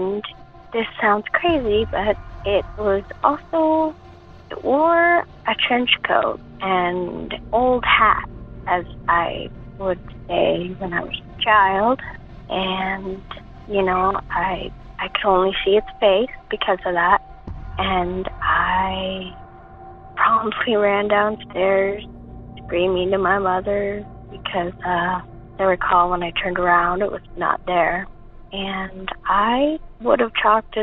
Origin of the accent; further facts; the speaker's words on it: Seattle, Washington, United States; I am from the West Seattle area